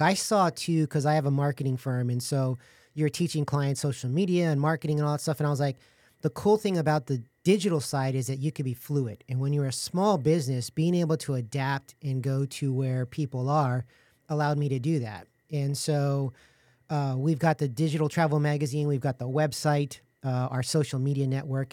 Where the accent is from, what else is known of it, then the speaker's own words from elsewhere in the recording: San Antonio, Texas, United States; I was born and raised in San Antonio